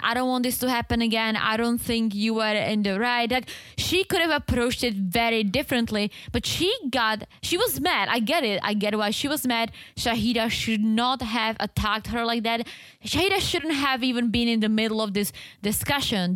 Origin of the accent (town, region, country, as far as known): Czechia; English is a second language; moved away